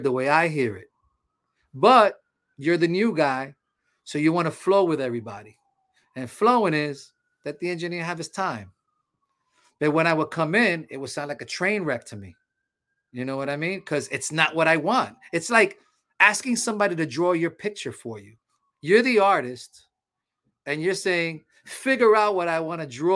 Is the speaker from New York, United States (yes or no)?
yes; New York City, New York, United States; I come from the street, man. I used to mug people when I was young and all that stuff. You know, I'm coming from Harlem.